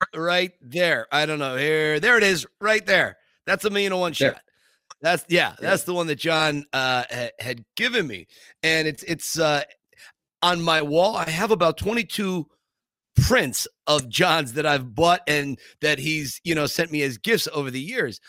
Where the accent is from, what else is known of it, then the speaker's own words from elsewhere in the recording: Scranton, Pennsylvania, United States; The Pretender premiered in my hometown in Scranton